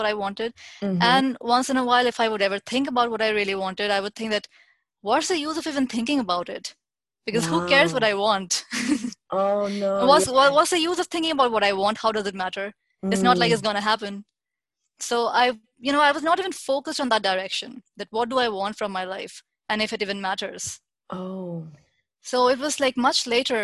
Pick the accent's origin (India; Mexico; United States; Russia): India; New Delhi, Delhi; I'm born and brought up in India, New Delhi